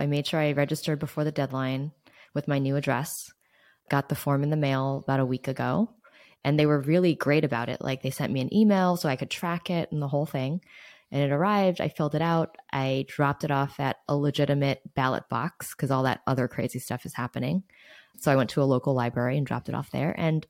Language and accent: English; New York City, New York, United States; now in California, United States; a Chinese American girl born and raised in New York City.